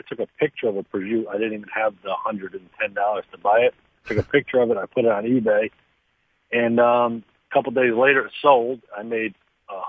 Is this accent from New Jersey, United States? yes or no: no; Waterbury, Connecticut, United States; I'm from Waterbury, Connecticut